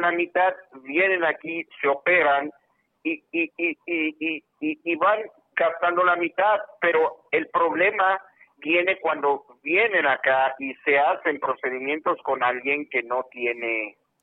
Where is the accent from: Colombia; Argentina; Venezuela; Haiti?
Haiti; Spanish is a second language; also born or lived in Tijuana; now in San Diego, United States; Yo soy haitiano